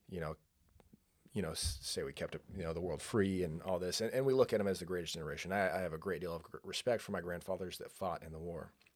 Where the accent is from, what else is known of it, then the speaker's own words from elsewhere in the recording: San Luis Obispo County, California, United States; moved away; I grew up in San Luis Obispo County